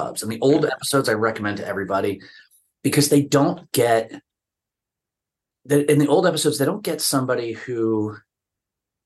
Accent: New Jersey, United States; I grew up in New Jersey.

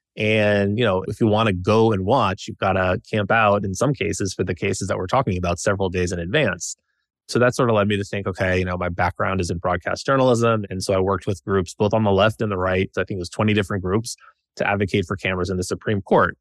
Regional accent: Nashville, Tennessee, United States; moved away as an adult; also born or lived in Washington, D.C.; I grew up in Nashville, Tennessee, with my parents and sister

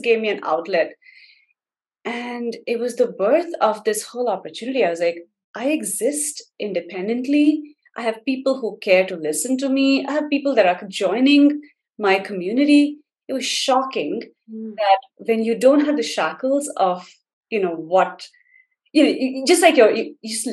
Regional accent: India; moved away as an adult; now in United States; I grew up in India.

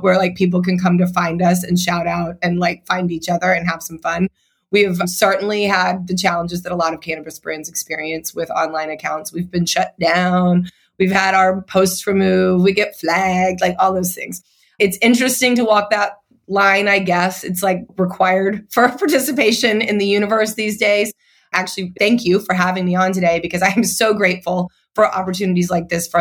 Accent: Dallas, Texas, United States; moved away; I am also from Texas. I'm from Dallas. I'd love to move back to Texas

